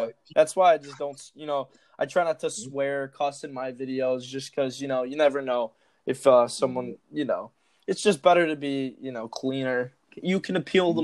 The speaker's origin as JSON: {"language": "English", "town": "Chicago", "region": "Illinois", "country": "United States", "said": "I'm from Chicago"}